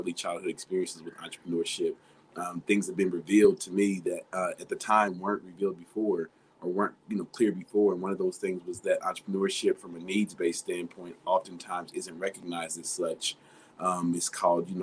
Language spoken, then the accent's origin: English; Dayton, Ohio, United States; I'm from Dayton, Ohio, born and raised